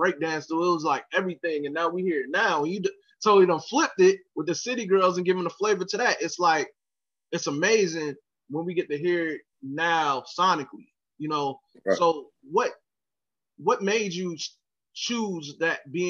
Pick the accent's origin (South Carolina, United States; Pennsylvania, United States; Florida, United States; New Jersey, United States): Florida, United States; Jacksonville; I'm from Jacksonville. I'm here in Jacksonville right now. That's where I'm from.